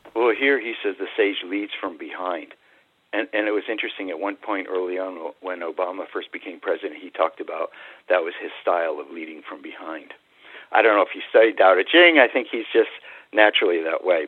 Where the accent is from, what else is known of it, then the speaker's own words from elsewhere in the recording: New England, United States; I grew up in New England